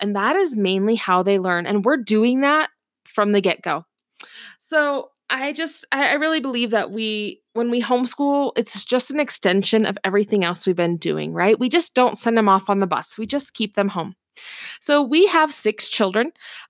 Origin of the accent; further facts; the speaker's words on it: Seattle, Washington, United States; my educational history is I grew up in the Seattle, Washington area.